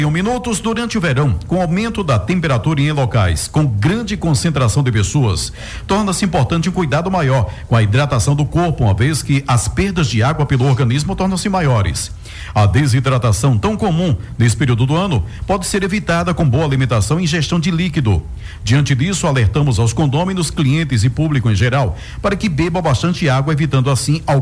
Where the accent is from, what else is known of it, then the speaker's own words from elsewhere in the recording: Recife, Pernambuco, Brazil; Eu é, sou do Recife, se Deus quiser, irei neste final de semana.